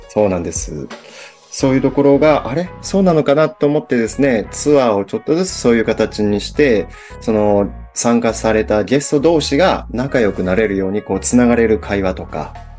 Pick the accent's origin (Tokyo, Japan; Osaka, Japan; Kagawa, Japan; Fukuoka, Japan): Osaka, Japan; 僕大阪出身